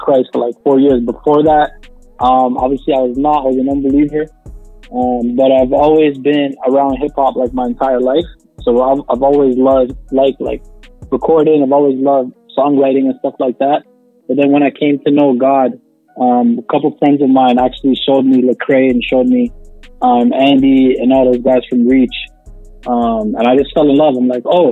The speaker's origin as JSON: {"language": "English", "town": "Toronto", "region": "Ontario", "country": "Canada", "said": "We're on the north side, man. We're from Toronto"}